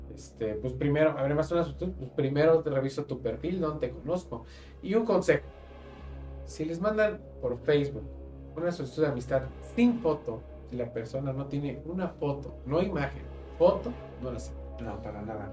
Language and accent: Spanish; Mexico; somos nosotros los mexicanos